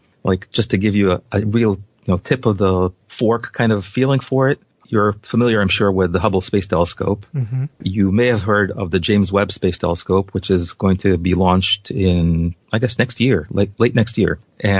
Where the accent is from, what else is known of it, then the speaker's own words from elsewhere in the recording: Israel; moved away as an adult; now in United States; So I came from Israel, and the salaries in Israel are by and large lower than the U.S. by a significant factor.